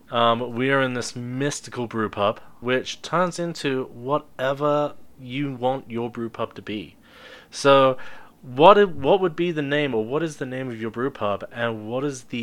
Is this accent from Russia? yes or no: no; United Kingdom; well, that, that's what happens when you head brew as a Brit.